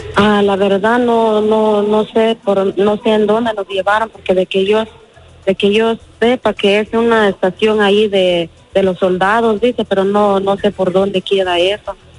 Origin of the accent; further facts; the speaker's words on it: Guatemala; moved away; yo soy de Guatemala